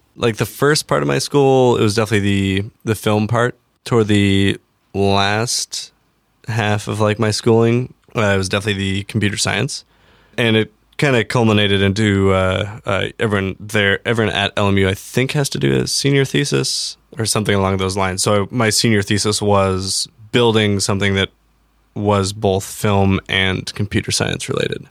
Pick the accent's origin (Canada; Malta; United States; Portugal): United States; Everett, Washington; A little town north of Seattle called Everett.